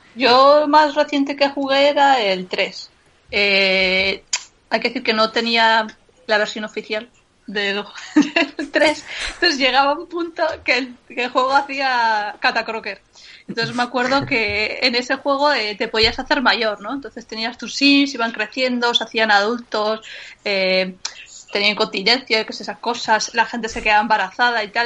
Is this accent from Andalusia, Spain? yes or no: no; San Sebastián, Basque Country, Spain; nuestras fiestas Santo Tomás de Sebastián son en invierno